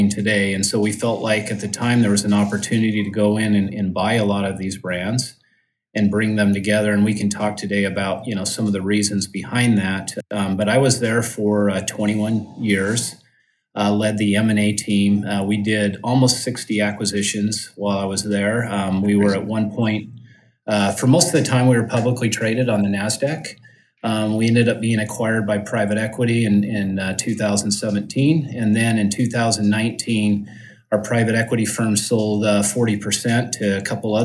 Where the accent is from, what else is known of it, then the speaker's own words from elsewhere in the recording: Utah, United States; I grew up in Utah. I'm based there just in the Salt Lake City area